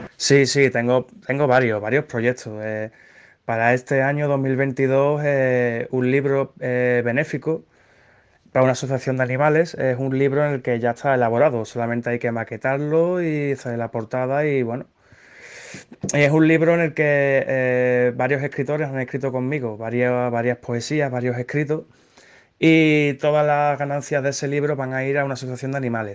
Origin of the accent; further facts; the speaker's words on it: Seville, Andalusia, Spain; Soy, soy de Sevilla